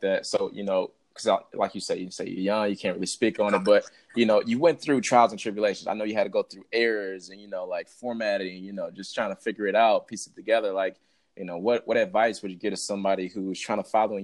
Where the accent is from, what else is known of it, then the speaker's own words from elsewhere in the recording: Detroit, Michigan, United States; I'm actually from Detroit